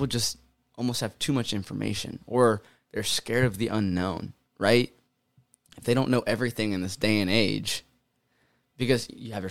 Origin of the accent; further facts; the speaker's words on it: Ohio, United States; I grew up in America. I grew up in Ohio